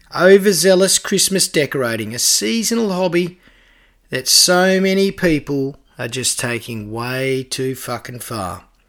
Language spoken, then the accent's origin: English; Canberra, Australian Capital Territory, Australia; also born or lived in Huskisson, Jervis Bay; my hometown of Canberra